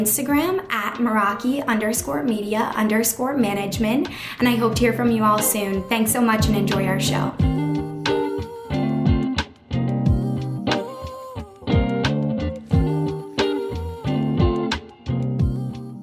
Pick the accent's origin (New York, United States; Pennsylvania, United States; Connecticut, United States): Pennsylvania, United States; Philadelphia; we're both from Philadelphia